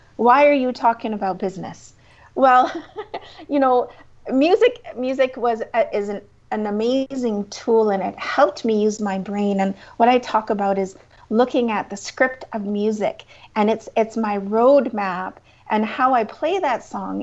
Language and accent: English; Crowsnest Pass, Alberta, Canada; also born or lived in Lethbridge; I am a Southern Alberta girl. I grew up in the Crows Nest Pass